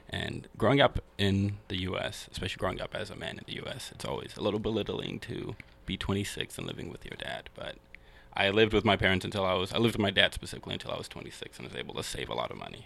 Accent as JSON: {"language": "English", "town": "Seattle", "region": "Washington", "country": "United States", "tie": "born or raised there", "also_born_or_lived": "Kenya", "said": "So I was born here in uh, Seattle in the Central District, and uh, when I was three, I moved back to Kenya with my mom and my sister, and I lived there for about ten years. Mm-hmm. And when I was thirteen, I moved back to Seattle"}